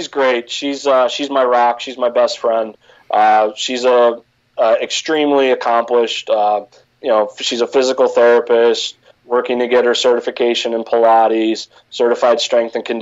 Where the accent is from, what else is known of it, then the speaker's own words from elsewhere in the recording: Cincinnati, Ohio, United States; growing up in Cincinnati, I grew up a Bengals fan